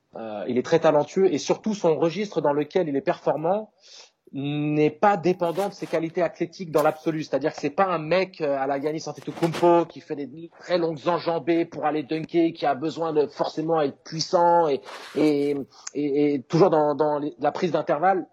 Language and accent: French; France; en tant que Français